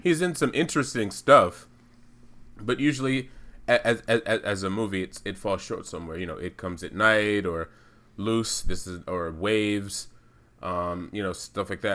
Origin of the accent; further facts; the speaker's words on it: United States; I'm American. I'm Black American